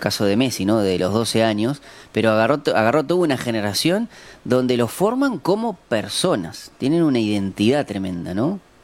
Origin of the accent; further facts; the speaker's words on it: Uruguay; como uruguayos